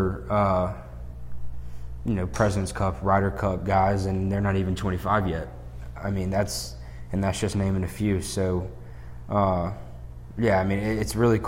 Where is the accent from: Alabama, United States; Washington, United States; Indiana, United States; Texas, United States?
Alabama, United States; Birmingham; We're both from Birmingham